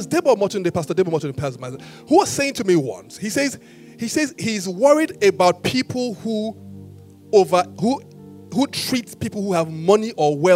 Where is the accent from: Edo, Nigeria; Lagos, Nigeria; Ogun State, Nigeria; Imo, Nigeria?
Edo, Nigeria; Benin City; I was born in Benin